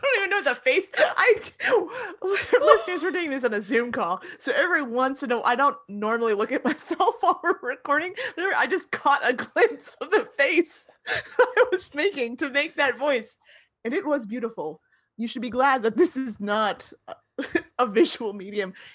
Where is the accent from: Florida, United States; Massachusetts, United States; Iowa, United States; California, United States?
Florida, United States; when I was growing up in Florida